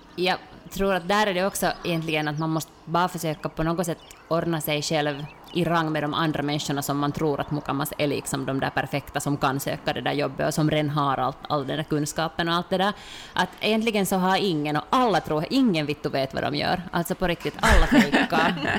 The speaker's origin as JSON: {"language": "Swedish", "country": "Finland"}